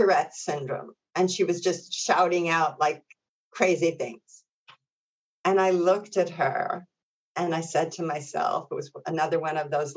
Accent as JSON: {"language": "English", "town": "New York City", "region": "New York", "country": "United States", "tie": "born or raised there", "said": "my local community where I grew up in Brooklyn"}